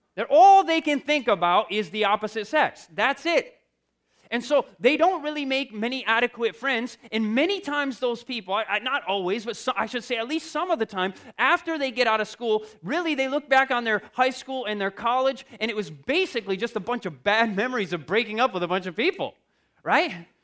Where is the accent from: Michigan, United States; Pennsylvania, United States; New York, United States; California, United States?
Michigan, United States; I come from Michigan